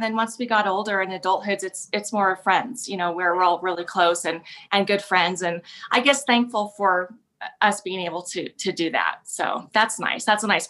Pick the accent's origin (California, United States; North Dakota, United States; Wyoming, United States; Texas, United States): Wyoming, United States; Cheyenne; also born or lived in Rock Springs, Wyoming; I was born in Rock Springs, Wyoming. We lived there about 6 months before we moved to Cheyenne. And I've been here in Cheyenne ever since, pretty much.